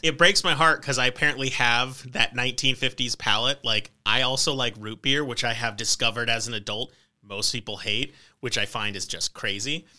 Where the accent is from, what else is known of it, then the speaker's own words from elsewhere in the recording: New Mexico, United States; I'm from New Mexico